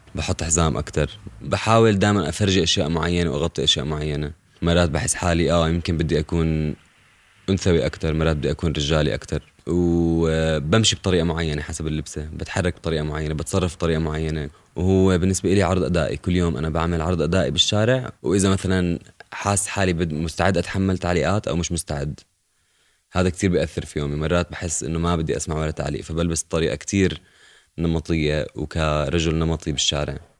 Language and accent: Arabic; Jordan; also born or lived in Irbid / Zarqa / Amman; ربيت بالأردن بإربد وبالزرقاء وبعمان